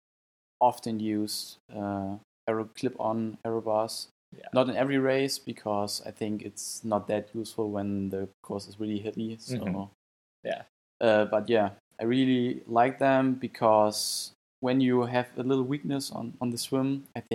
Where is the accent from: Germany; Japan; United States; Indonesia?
Germany; also born or lived in Saarbrücken; from Germany. At this time, I'm training in Saarbrücken